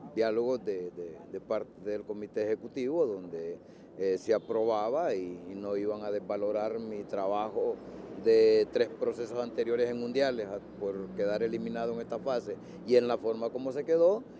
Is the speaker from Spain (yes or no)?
no; Honduras